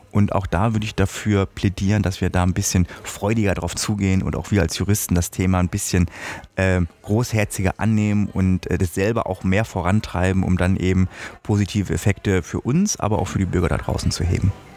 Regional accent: Germany; bei uns in Deutschland

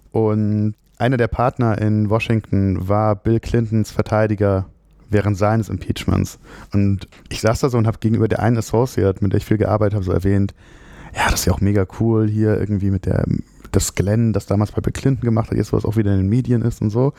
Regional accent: Frankfurt, Hesse, Germany; moved away as an adult; also born or lived in Freiburg / Padua; ich bin in Frankfurt geboren, habe in Freiburg studiert

